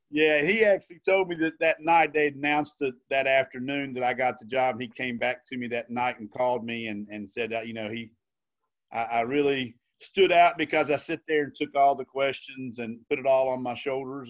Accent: Logan County, West Virginia, United States; I, I grew up in Logan County, born and raised

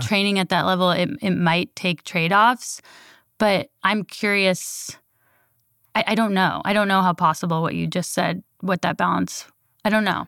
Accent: Berkeley, California, United States; I was born in Berkeley

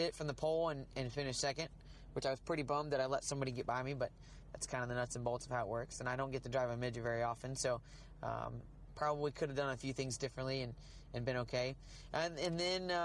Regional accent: Riverton, Illinois, United States; moved away; I grew up just outside of Springfield, Illinois, in Riverton, Illinois

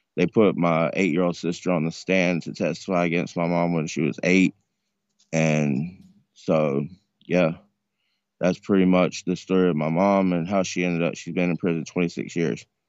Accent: North Carolina, United States; moved away; also born or lived in Tampa; I'm originally from North Carolina, but I went to Tampa in two thousand and six

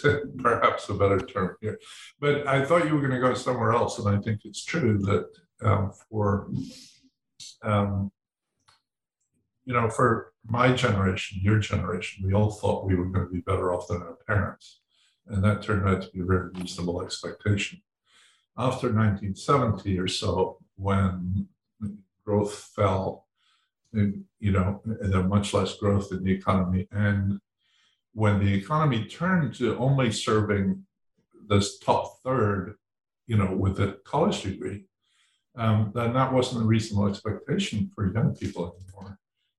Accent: Edinburgh, Scotland, United Kingdom; when I was born in Edinburgh

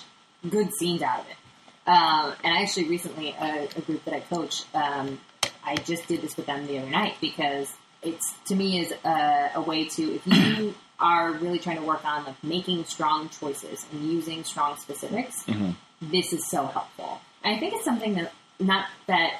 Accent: Chicago, Illinois, United States; now in Los Angeles, United States; where I'm from Chicago

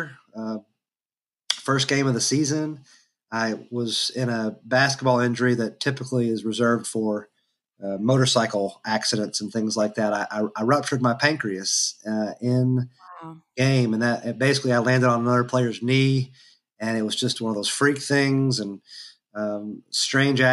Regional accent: Georgetown, Kentucky, United States; also born or lived in Frankfort, Kentucky; I was raised in Georgetown, Kentucky, and or in parts of Scott County that are unincorporated

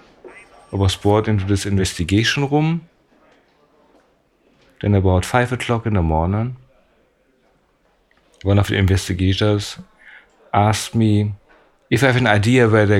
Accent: Germany; I'm from West Germany, I'm not from East Germany.

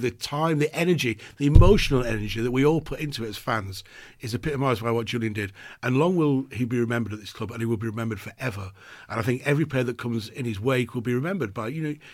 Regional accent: Dundee, Scotland, United Kingdom; But for me, it's, I was from Dundee. It's a crazy place.

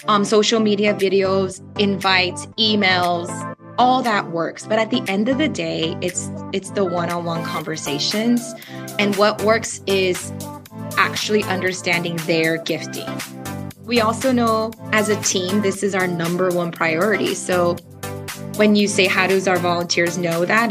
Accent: Southern California, United States; English is a second language; we are originally from SoCal.

